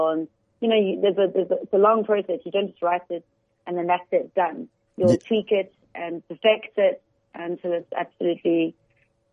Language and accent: English; Johannesburg, Gauteng, South Africa; moved away as an adult; also born or lived in United Kingdom / Dubai; I'm from Joburg